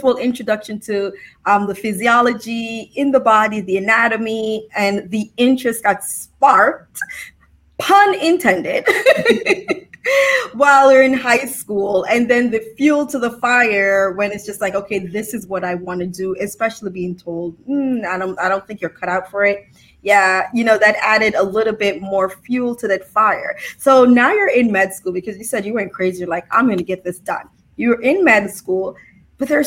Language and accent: English; New Jersey, United States; we're from Jersey